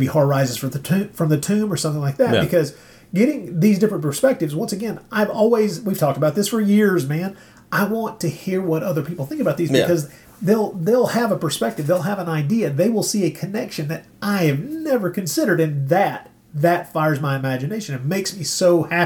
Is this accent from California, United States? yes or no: no; Tennessee, United States; we grew up in Tennessee